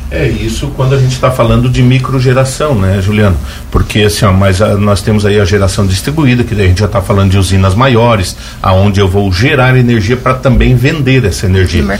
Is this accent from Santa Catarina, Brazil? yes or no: yes; Braço do Norte, Santa Catarina, Brazil; moved away as an adult; now in Lauro Müller, Brazil; moro aqui no Barro Branco, moro no município de Lauro Miller, sou natural de Braço Norte